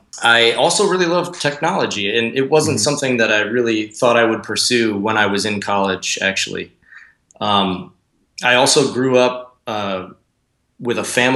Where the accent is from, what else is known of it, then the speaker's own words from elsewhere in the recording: Northwest Indiana, United States; Yeah, so I grew up in Northwest Indiana amidst cornfields.